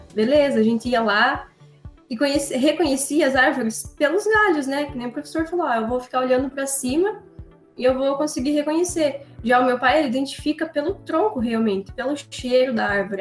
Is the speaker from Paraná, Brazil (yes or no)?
yes; Prudentópolis, Paraná, Brazil; lá na minha região, em Prudentópolis